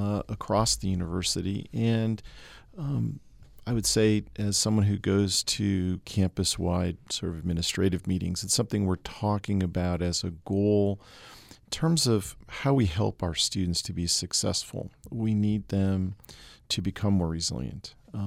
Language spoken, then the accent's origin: English; Massachusetts, United States; I grew up in Massachusetts, you know, following sports was a big part of just my my youth